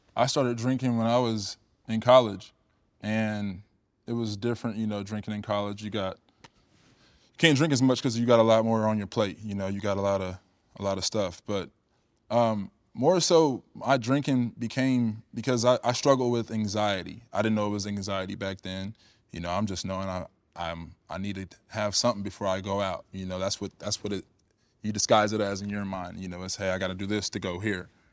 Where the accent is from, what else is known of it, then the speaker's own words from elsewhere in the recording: Cedar Rapids, Iowa, United States; moved away as an adult; also born or lived in California; I'm a kid from the Midwest, from Iowa. You know what I mean? Like, Cedar Rapids